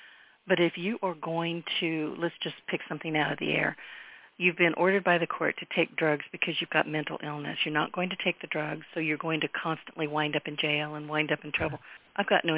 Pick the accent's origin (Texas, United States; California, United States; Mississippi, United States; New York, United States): California, United States; San Francisco Bay Area; also born or lived in Louisiana (Cajun country); now in Louisiana, United States; I was born and raised in the San Francisco Bay Area. Everybody's in a hurry. They're always busy. They don't make eye contact. I moved to the South